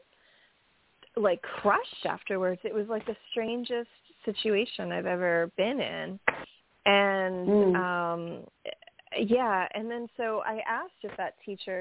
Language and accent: English; United States; I'm from America